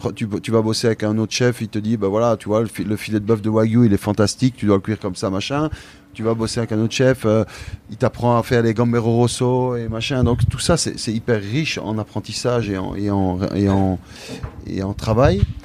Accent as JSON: {"language": "French", "country": "Belgium", "said": "moi je suis belge, je suis issu"}